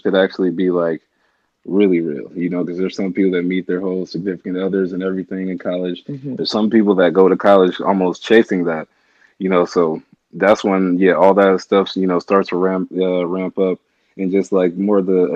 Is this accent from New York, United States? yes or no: no; Portland, Oregon, United States; moved away as an adult; also born or lived in Atlanta, Georgia; now in Los Angeles, United States; Born and raised in Portland, Oregon.